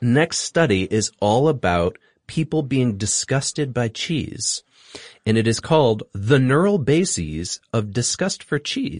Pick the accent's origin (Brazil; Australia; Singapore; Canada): Singapore; I grew up in Singapore. Durian's quite popular there.